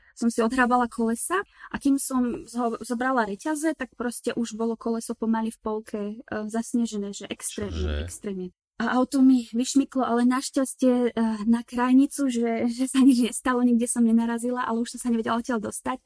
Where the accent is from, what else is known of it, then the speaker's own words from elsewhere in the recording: Slovakia; moved away as an adult; also born or lived in Prague, Czech Republic; now in South Tyrol, Italy; som zo Slovenska, študujem v Česku denne, ale pracujem v Taliansku